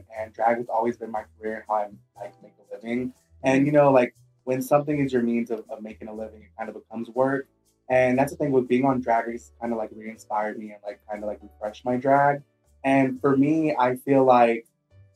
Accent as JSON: {"language": "English", "town": "Houston", "region": "Texas", "country": "United States", "tie": "born or raised there", "said": "I'm very proud to be from my hometown, Houston, Texas"}